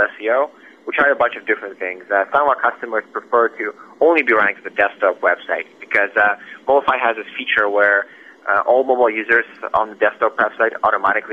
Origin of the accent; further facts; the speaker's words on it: Russia; moved away as an adult; now in Vancouver, Canada; I was born in Russia, and I came to Vancouver, BC, roughly 9 years ago.